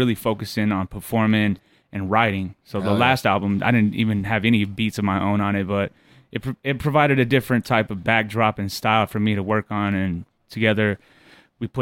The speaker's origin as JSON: {"language": "English", "town": "Albuquerque", "region": "New Mexico", "country": "United States", "also_born_or_lived": "Shiprock, New Mexico", "said": "Originally from Albuquerque, New Mexico. Also lived on the res in Shiprock, so I was on and off the res a lot."}